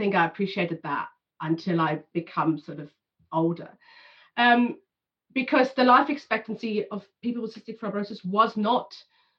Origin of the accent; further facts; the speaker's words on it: Germany; I was born in 82 in Germany